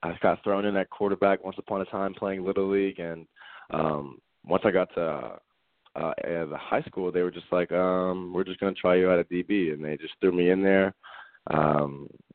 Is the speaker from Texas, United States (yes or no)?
yes; Houston, Texas, United States; I grew up in Houston, Texas